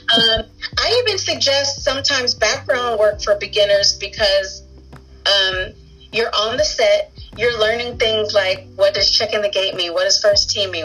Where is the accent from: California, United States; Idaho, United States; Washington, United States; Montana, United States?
California, United States; Los Angeles; I'm actually an actress who's actually from Los Angeles